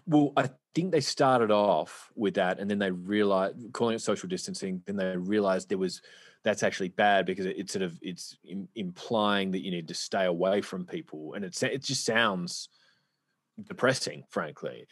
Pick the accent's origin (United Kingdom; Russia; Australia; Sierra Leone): Australia; I'm from Australia